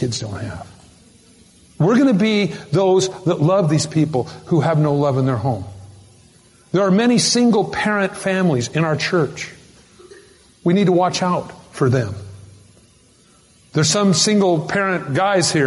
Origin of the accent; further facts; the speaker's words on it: United States; I'm American.